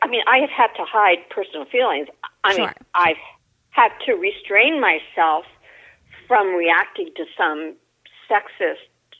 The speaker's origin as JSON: {"language": "English", "town": "Washington", "region": "District of Columbia", "country": "United States", "tie": "born or raised there", "said": "So I grew up in Washington, D.C. I was born and raised here. And on mom's side, I'm a fifth generation Washingtonian. And we go way back. Unfortunately, we go way back on the wrong side of town"}